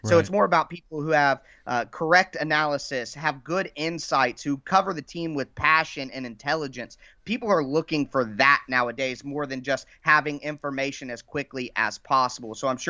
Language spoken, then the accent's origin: English; Dayton, Ohio, United States; I am from Dayton, Ohio.